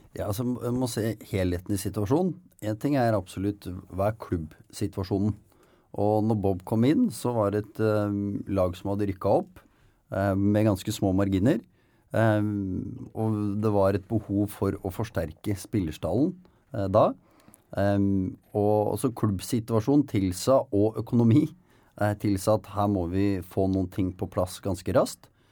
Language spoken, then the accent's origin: Norwegian; Nykirke, Vestfold, Norway; jeg er fra Nykirke. Ja, men... På utsida av Horten.